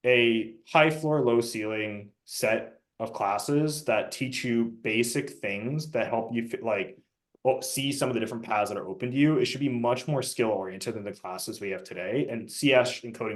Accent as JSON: {"language": "English", "region": "Southern California", "country": "United States", "tie": "born or raised there", "said": "my background is I grew up in Southern California."}